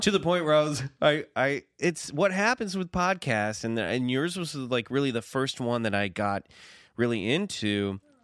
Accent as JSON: {"language": "English", "town": "Kansas City", "region": "Missouri", "country": "United States", "tie": "born or raised there", "said": "near Kansas City, where I grew up"}